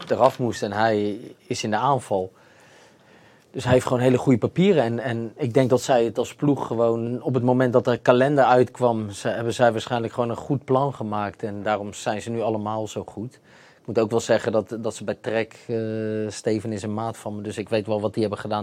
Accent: Netherlands

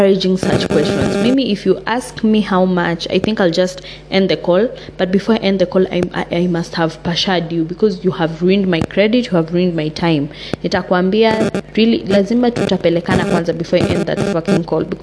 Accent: Kenya; I'm from Kenya, two different tribes

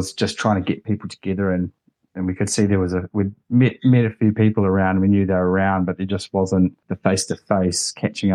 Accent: Wellington, New Zealand; I'm from the Wellington region

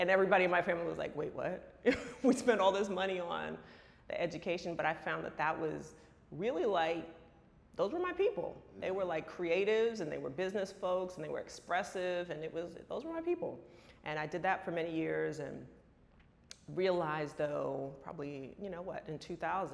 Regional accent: San Francisco, California, United States; moved away; also born or lived in New York / Los Angeles; I was born here in New York, but I was raised in San Francisco, so I'm a California girl.

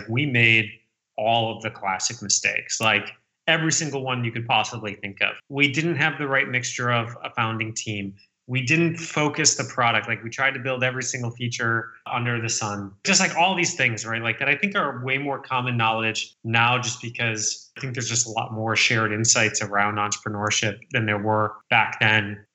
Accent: about a half hour outside of Detroit, Michigan, United States; moved away as an adult; also born or lived in Chicago / Boston; I was born and raised in Michigan, about a half hour outside of Detroit. Grew up there my whole life

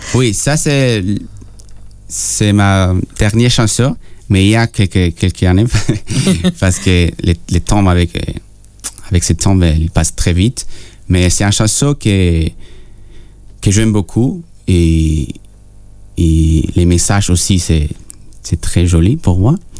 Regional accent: Peru; French is a second language; moved away; je suis né au Pérou

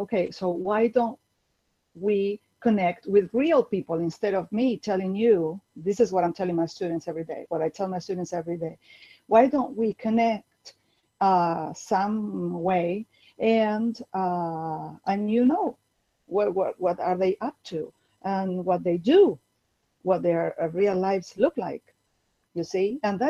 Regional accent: Buenos Aires, Argentina; English is a second language; I'm from Buenos Aires, Argentina, and I teach English as a foreign language here at secondary school now.

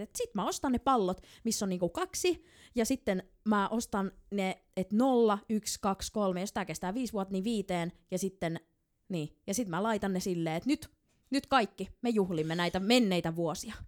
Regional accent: Helsinki, Uusimaa, Finland; mä oon stadilainen

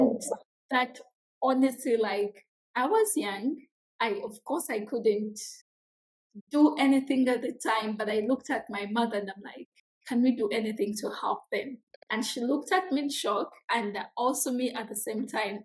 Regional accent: Jinja, Eastern Region, Uganda; I come from a small, very small, humble community in a district called Jinja. It's in the eastern parts of Uganda

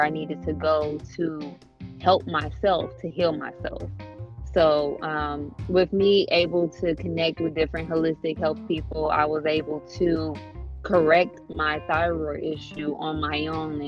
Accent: Dayton, Ohio, United States; I am from Dayton, Ohio, born and raised.

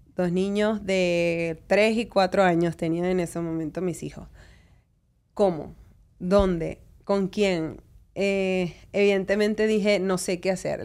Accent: Caracas, Capital District, Venezuela; moved away as an adult; now in United States; yo me crié en Venezuela

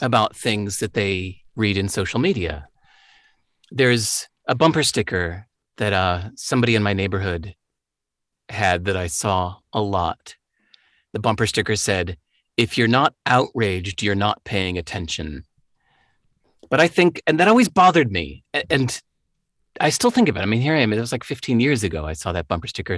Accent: Chicago, Illinois, United States; moved away; I grew up in Chicago, the home of the blues.

